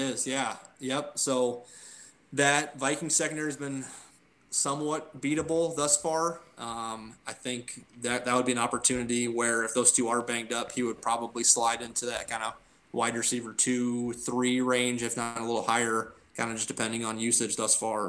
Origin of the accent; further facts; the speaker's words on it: Norwalk, United States; I moved uh, to Norwalk, which is our, my hometown